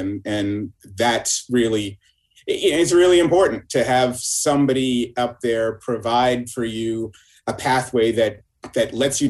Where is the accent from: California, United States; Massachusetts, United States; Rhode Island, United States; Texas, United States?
Massachusetts, United States; Boston; moved away as an adult; also born or lived in Philadelphia; growing up in Boston and then going to school in Philadelphia at Temple University